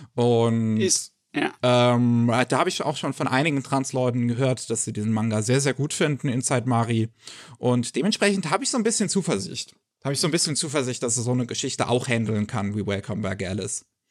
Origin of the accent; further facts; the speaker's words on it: Germany; bei uns in Deutschland